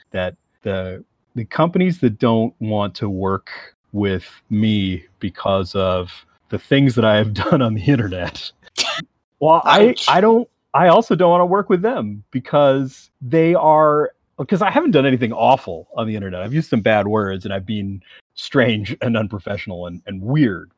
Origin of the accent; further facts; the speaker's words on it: Canada; As a Canadian